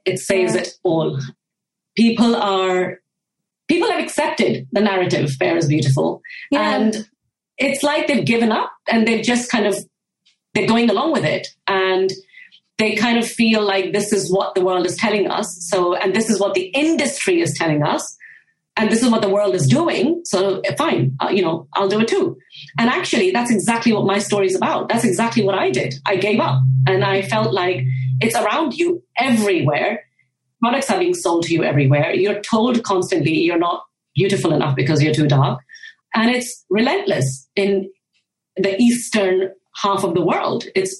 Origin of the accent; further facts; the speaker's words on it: Japan; So growing up in Japan was a really, really unique experience back in the 1990s or even kind of late 80s.